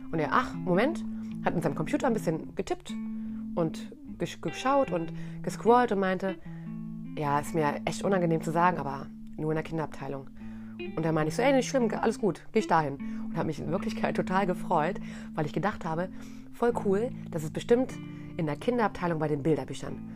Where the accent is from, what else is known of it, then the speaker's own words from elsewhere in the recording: Baltic coast, Germany; Ich bin nämlich an der Ostsee groß geworden.